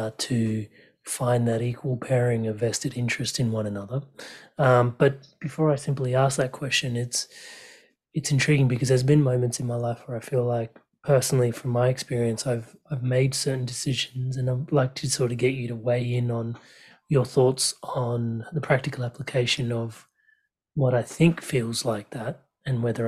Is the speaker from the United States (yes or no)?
no; Australia; as an Aussie